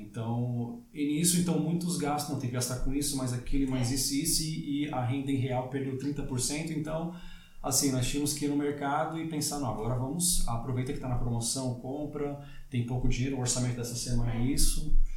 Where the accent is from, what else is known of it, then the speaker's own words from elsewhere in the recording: Brazil; moved away as an adult; also born or lived in Canada / Australia; now in Portugal; Eu sou, sou brasileiro de nascença, fui criado lá